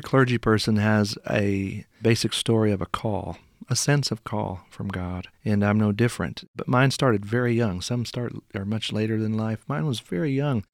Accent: Henryville, Indiana, United States; moved away as an adult; also born or lived in Saint Louis, Missouri; I grew up in, uh, Henryville, Indiana. That's in southern Indiana

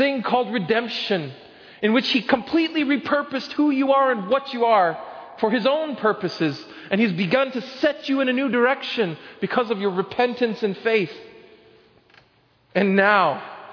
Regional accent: Oklahoma, United States; When I was growing up in Oklahoma, we had this really big backyard

